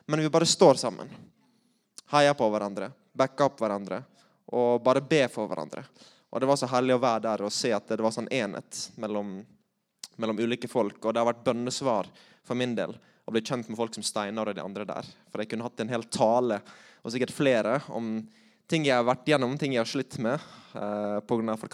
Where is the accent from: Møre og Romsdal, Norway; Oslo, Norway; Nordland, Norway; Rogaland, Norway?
Møre og Romsdal, Norway; accent: Sunnmøre; Eh, så jeg tror jeg holder meg til sunnmørsk.